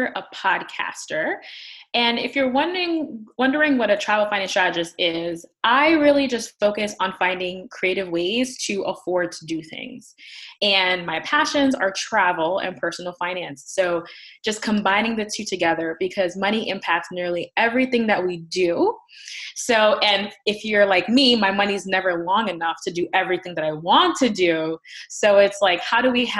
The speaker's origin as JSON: {"language": "English", "town": "New York City", "region": "New York", "country": "United States", "moved": "as an adult", "lives_now": "Connecticut, United States", "said": "I am originally from the Bronx in New York City, and I moved out here after graduate school"}